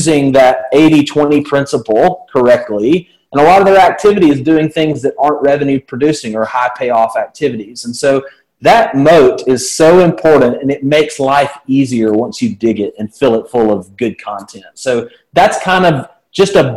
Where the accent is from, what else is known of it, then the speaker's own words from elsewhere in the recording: Birmingham, Alabama, United States; accent: southern; Happily married here in the south of the United States. You can tell by my accent. I'm born and raised